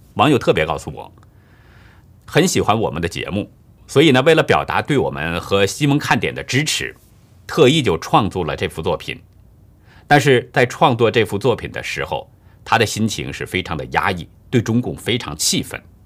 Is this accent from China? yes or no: yes; China; 我是中国人